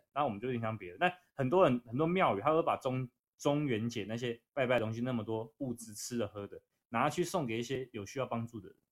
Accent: Taiwan; 但我们台湾人不会这样想

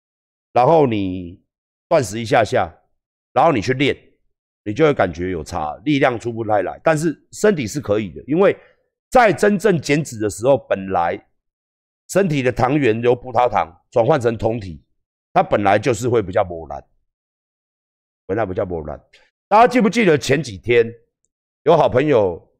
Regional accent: Tainan, Taiwan; 我们台南人吃糖是很自傲的事。

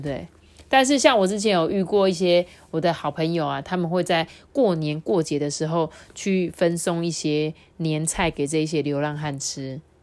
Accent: Taiwan; 我们来自台湾的人

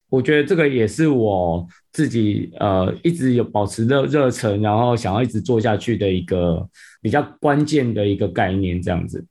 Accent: Penghu County, Taiwan; 我自己从，本身其实就是澎湖人啊，那我嗯。从小就在澎湖长大，生长这样子

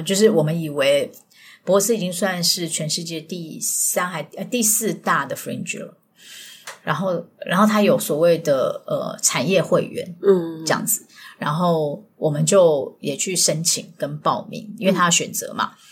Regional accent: Taipei, Taiwan; moved away as an adult; also born or lived in southern Taiwan (Kaohsiung); now in Kaohsiung, Taiwan; 我是个台北人，然后跑到南部

